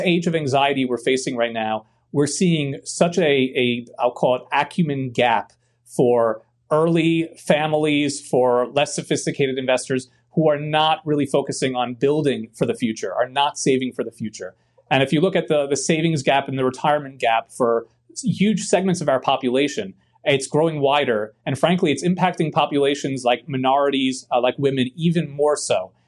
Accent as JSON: {"language": "English", "town": "New York City", "region": "New York", "country": "United States", "tie": "born or raised there", "also_born_or_lived": "Bronx, New York / Queens, New York", "moved": "yes", "said": "I grew up in Brooklyn, New York, with uh, my grandmother, grandfather, my great grandmother."}